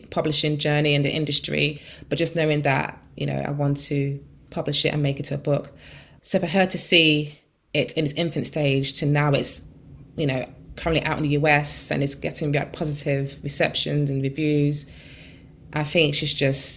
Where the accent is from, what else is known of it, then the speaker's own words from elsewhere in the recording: London, United Kingdom; I grew up in Peckham for the first, 13 years of my life.